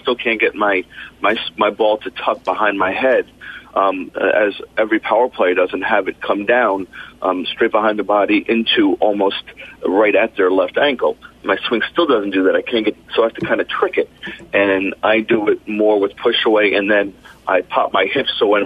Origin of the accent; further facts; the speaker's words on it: East Coast, United States; Growing up on the East Coast, I grew up on pure friction.